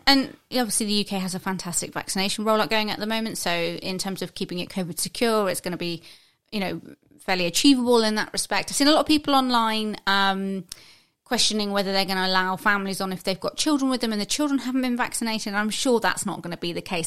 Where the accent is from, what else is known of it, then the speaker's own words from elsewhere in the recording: United Kingdom; as Brit